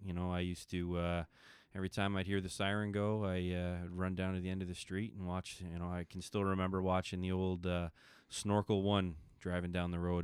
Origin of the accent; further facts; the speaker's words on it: Milton, Ontario, Canada; moved away as an adult; now in Fergus, Canada; probably about ten years ago, I'm, uh, left Milton and moved up to, uh, of Fergus, Ontario